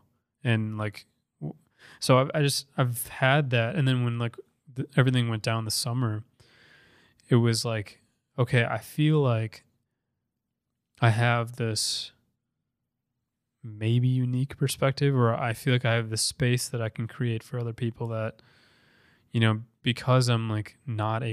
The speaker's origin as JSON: {"language": "English", "region": "Minnesota", "country": "United States", "tie": "born or raised there", "also_born_or_lived": "Paraguay", "said": "came and got adopted by like the best family in the world and grew up in Minnesota"}